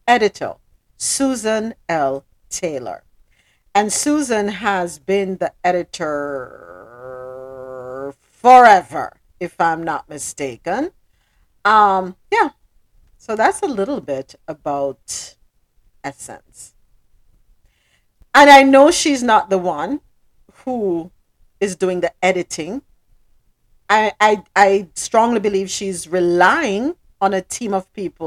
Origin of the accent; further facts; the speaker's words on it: Jamaica; now in Miami, United States; Down here in Miami, I'm telling them I'm Jamaican.